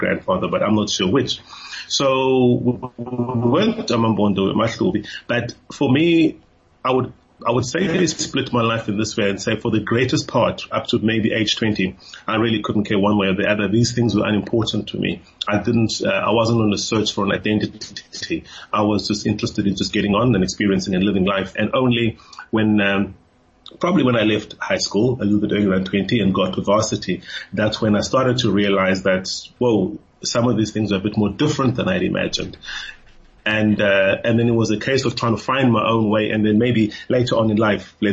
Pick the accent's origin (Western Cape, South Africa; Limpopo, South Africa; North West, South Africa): Western Cape, South Africa; Cape Town; first language Xhosa; English is a second language; I grew up in Cape Town.